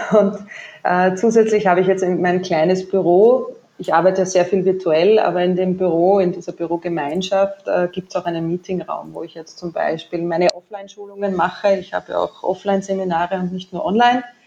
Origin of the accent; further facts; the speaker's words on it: Waldviertel, Lower Austria, Austria; accent: Austrian; now in Vienna, Austria; Geboren ja. bin ich aber im Waldviertel, das ist nordwestlich von Wien